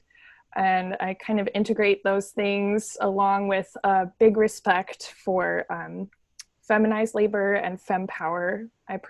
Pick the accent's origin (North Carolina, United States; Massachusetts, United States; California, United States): California, United States; Santa Cruz; I grew up in Santa Cruz, California